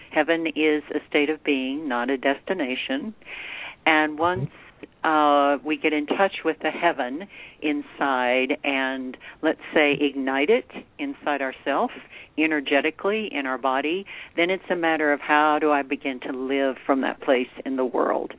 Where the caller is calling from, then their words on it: Santa Fe, New Mexico, United States; Well, I'm in Santa Fe, New Mexico.